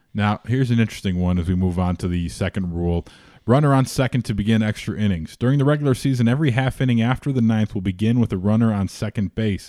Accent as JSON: {"language": "English", "town": "Chicago", "region": "Illinois", "country": "United States", "said": "being a Chicagoan"}